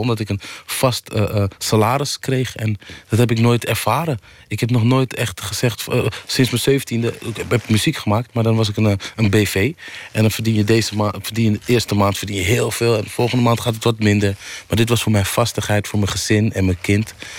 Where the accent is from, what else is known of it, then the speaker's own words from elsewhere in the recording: Amsterdam, North Holland, Netherlands; ik kom uit Amsterdam Oost